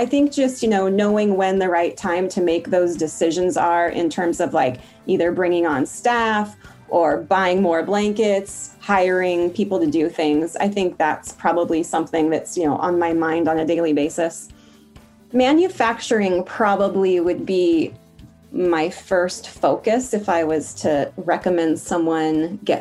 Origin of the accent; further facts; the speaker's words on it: Portland, Oregon, United States; I'm from Portland, Oregon